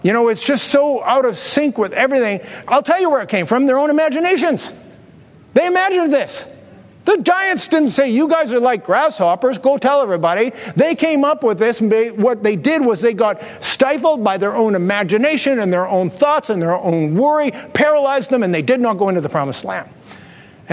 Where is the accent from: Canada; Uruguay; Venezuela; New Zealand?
Canada; we're Canadians